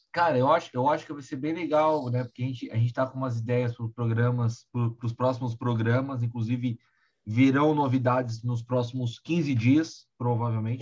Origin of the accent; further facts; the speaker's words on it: São Paulo, Brazil; Eu, como paulistano